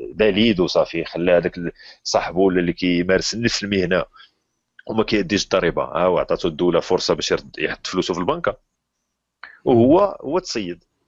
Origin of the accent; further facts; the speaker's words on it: Morocco; عندنا في المغرب